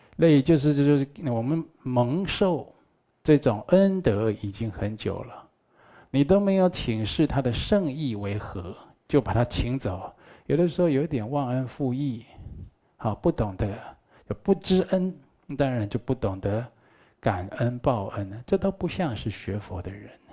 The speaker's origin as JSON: {"language": "Chinese", "country": "Taiwan", "said": "我们台湾话叫做观音刹那"}